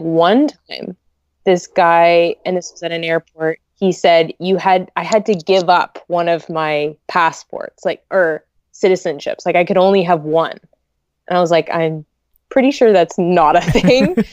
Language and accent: English; Vancouver, British Columbia, Canada; I was born here and raised in, like, Greater Vancouver